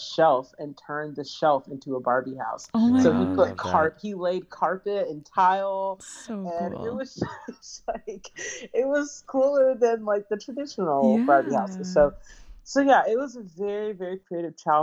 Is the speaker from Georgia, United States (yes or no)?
yes; Atlanta, Georgia, United States; also born or lived in Los Angeles, California; So I was born in Los Angeles, California, and I was raised in Atlanta, Georgia, in a very, very creative home.